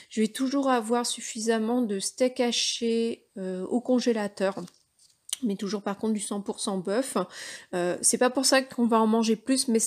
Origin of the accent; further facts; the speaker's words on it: Brittany, France; Alors évidemment en tant que breton, les crêpes.